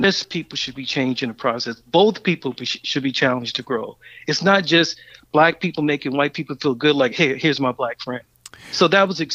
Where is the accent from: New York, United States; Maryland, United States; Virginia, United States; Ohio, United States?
Maryland, United States; Baltimore; I grew up in West Baltimore